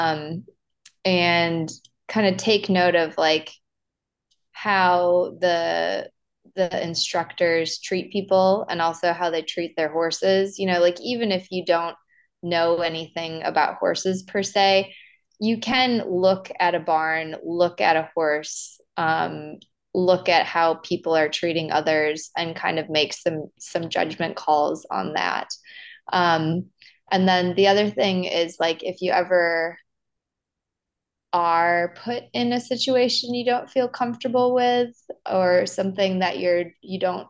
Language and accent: English; Wisconsin, United States; moved away as an adult; also born or lived in Lexington, Kentucky; when I was growing up in Wisconsin and I started teaching lessons, when I was in high school and then through college